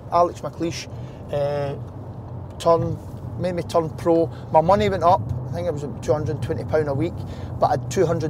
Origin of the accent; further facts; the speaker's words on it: Wishaw, Scotland, United Kingdom; We moved from Wisher. Brought up in Wisher.